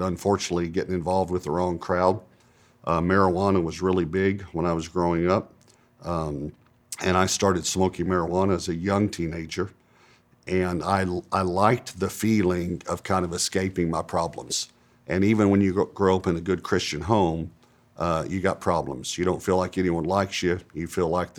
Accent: East Texas, United States; born or raised there; also born or lived in Dallas-Fort Worth

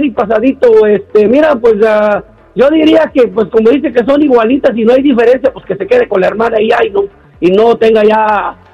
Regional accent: Mexico; Muy bien, aquí trabajando como buen mexicano.

